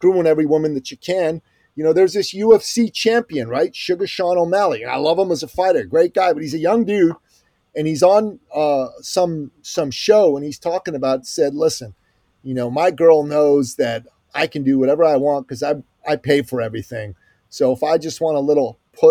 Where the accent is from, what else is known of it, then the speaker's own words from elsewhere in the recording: Iran; I'm from Iran